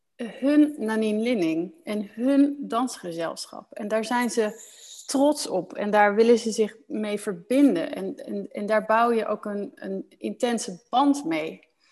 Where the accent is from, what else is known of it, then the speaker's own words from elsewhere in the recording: Netherlands; moved away as an adult; also born or lived in Osnabrück, Germany / Heidelberg, Germany; now in Germany; Ik ben als Nederlander opgegroeid in dat Nederlandse reissysteem